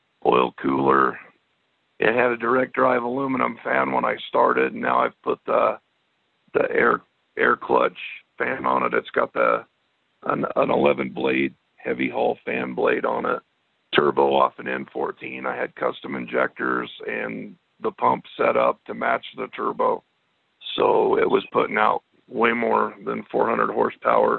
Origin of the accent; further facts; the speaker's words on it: Colorado, United States; now in Evanston, United States; I'm originally from Colorado